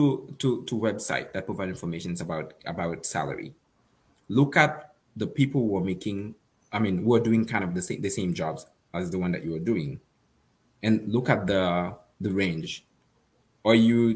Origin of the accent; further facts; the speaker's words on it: Haiti; moved away; I'm from Haiti.